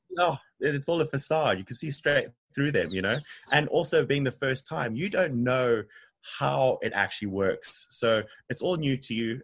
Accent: Harare, Zimbabwe; moved away as an adult; now in Durban, South Africa; Originally from Zimbabwe, um, country above South Africa, uh, in Harare. Yeah, so I have twenty years of my life there

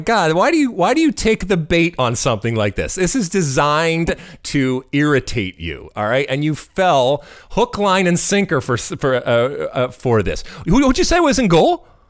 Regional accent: United States; we're American

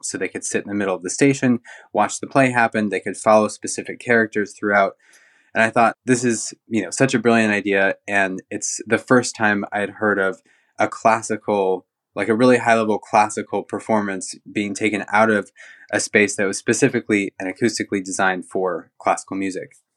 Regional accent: Central Oregon, United States; moved away as an adult; also born or lived in Newport, Oregon / London; I was born in Newport and grew up in Central Oregon

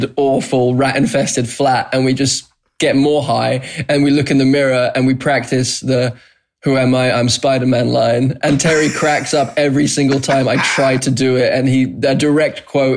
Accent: Banstead, South East England, United Kingdom; born or raised there; moved away as an adult; also born or lived in London; now in Los Angeles, United States

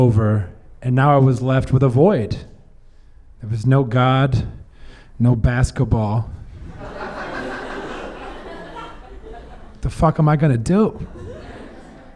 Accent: South Missouri, United States; I grew up in South Missouri in the Bible Belt

